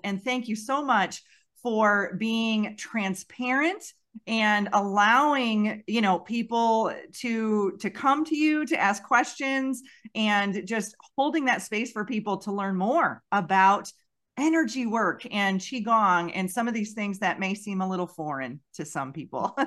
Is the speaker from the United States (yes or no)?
yes; Western New York, United States; I grew up in Western New York, not far from that area